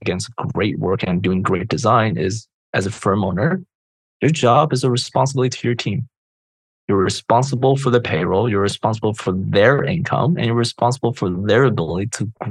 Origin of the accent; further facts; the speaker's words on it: Chicago, Illinois, United States; I grew up in Chicago